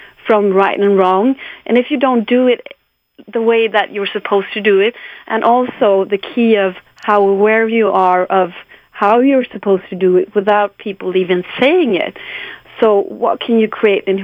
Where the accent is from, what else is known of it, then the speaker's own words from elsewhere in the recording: Sweden; English is a second language; I'm from Sweden, so my Swedish is not perfect